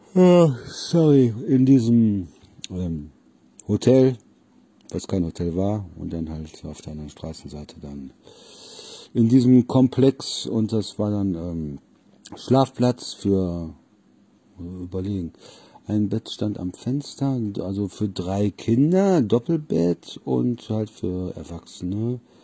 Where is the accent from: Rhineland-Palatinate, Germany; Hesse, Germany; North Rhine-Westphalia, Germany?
North Rhine-Westphalia, Germany; Solingen; also born or lived in Wermelskirchen; von Solingen, wo ich ja eigentlich herkommen, also geboren in Wermelskirchen